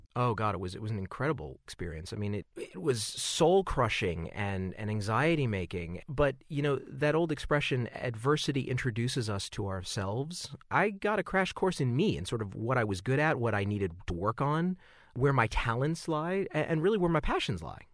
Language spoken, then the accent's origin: English; Southern California, United States; growing up in Southern California